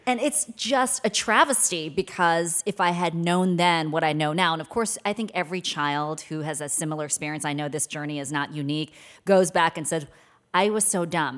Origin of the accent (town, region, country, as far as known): Maryland, United States; born or raised there; also born or lived in Seoul, South Korea